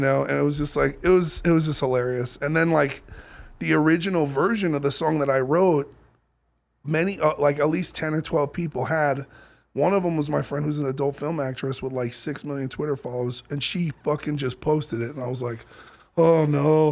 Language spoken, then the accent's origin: English; New York, United States; I grew up in New York